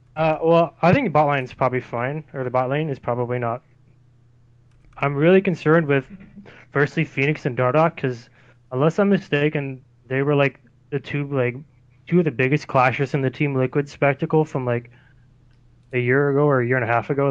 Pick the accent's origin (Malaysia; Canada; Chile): Canada; also born or lived in Abbotsford; friendly CLG Canadian